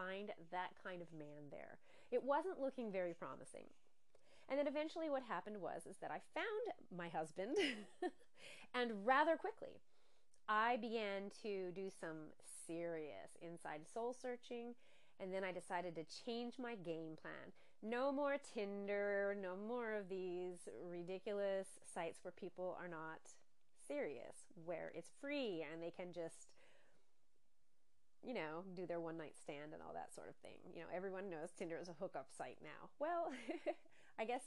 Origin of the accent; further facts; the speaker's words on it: northeastern Pennsylvania, United States; moved away as an adult; also born or lived in Los Angeles, United States; now in Sardinia, Italy; I was born and raised in a very small rural town in northeastern Pennsylvania, in the heart of the Poconos